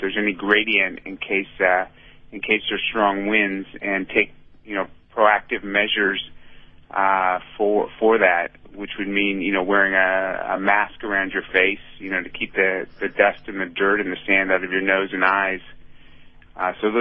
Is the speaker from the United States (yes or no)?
yes; San Francisco, California, United States; my hometown of San Francisco